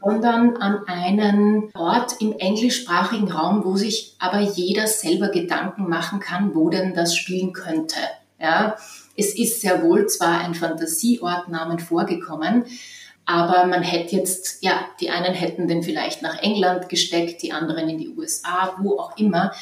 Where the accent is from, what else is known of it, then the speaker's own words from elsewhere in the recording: western Lower Austria, Austria; moved away; also born or lived in Vienna; ich bin nicht äh, in Wien aufgewachsen, sondern am Land im westlichen Niederösterreich an der Grenze zu Oberösterreich